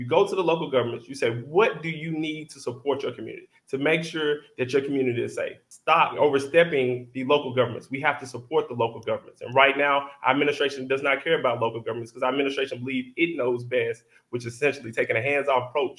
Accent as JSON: {"language": "English", "region": "Tennessee", "country": "United States", "said": "I'm 34. I'm Black. I'm single. And I'm from West Tennessee."}